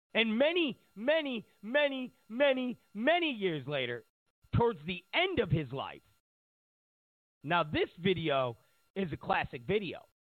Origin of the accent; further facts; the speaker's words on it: New York, United States; I grew up in New York